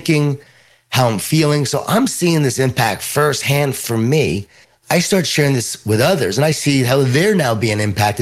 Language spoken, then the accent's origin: English; Long Island, New York, United States; born or raised there